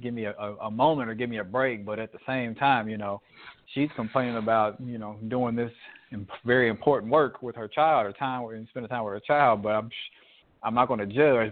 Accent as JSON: {"language": "English", "country": "United States", "said": "as an American citizen"}